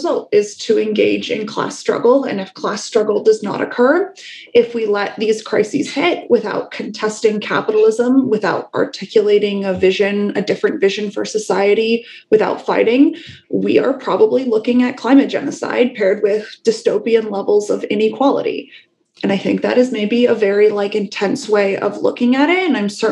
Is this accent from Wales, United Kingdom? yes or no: yes; Wales, United Kingdom; I was born in Wales. By the time I was born, you know, the mines were closed